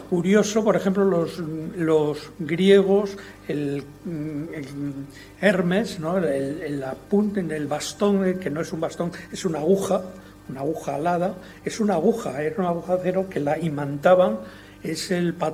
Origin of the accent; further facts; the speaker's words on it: Region of Murcia, Spain; como funcionario del Estado he venido a, morirme aquí, a mi tierra, que es la que quiero. Al noroeste de Murcia